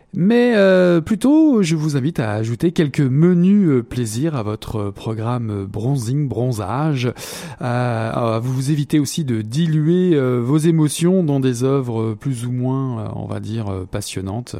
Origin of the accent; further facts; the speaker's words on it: Quebec, Canada; nous revenons chez nous au Québec